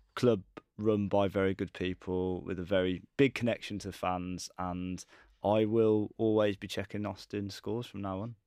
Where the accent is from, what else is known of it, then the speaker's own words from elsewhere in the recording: Wolverhampton, West Midlands, United Kingdom; my hometown of Wolverhampton